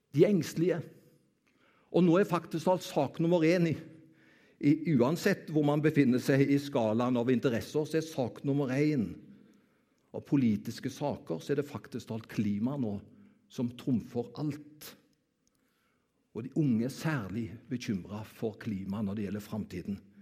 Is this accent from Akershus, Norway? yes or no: no; Karmøy, Rogaland, Norway; Jeg kommer jo fra Karmøy.